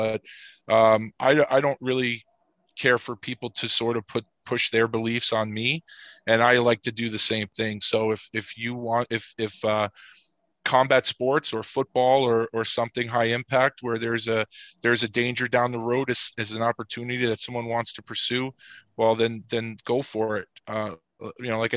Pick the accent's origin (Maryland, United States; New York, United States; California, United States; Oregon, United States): New York, United States; New York City; I grew up in Queens, which is a borough outside of Manhattan